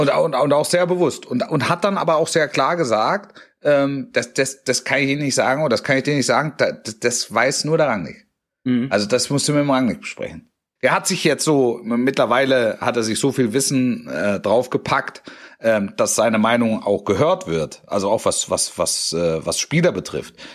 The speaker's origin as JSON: {"language": "German", "area": "near Stuttgart", "region": "Baden-Württemberg", "country": "Germany", "tie": "born or raised there", "said": "Also ich bin in der Nähe von Stuttgart aufgewachsen"}